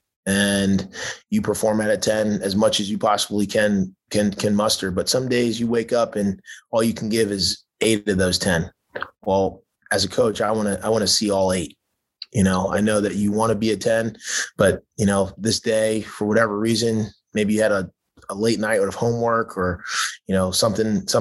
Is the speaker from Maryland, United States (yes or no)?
yes; Baltimore, Maryland, United States; also born or lived in Southern California; now in Texas, United States; growing up in Baltimore